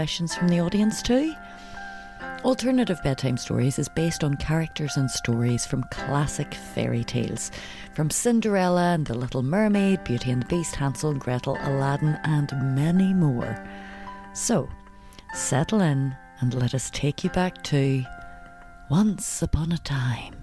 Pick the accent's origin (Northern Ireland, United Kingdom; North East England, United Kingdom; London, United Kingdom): Northern Ireland, United Kingdom; Derry; We are two performers from Derry, Northern Ireland